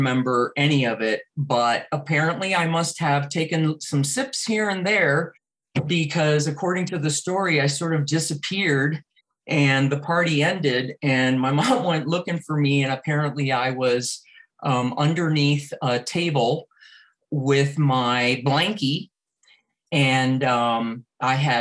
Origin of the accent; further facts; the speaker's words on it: South Florida, United States; also born or lived in Cuba; So my parents, who were in their early 30s, left Cuba and came to South Florida with myself, who was just about to turn 5